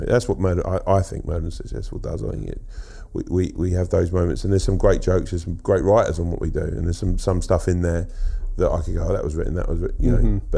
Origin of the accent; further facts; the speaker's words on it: Sutton and Croydon, South London, United Kingdom; Around Sutton and Croydon. Yeah. So South London. South London, Surrey.